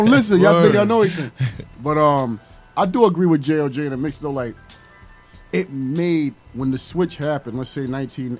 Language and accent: English; New York City, New York, United States; look, I grew up in Rochdale, right?